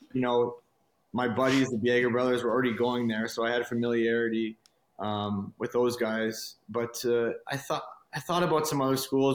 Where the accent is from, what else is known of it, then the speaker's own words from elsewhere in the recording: Montreal, Quebec, Canada; moved away; also born or lived in Halifax / Beaconsfield / Boston; My dad got a job in Montreal, so we moved there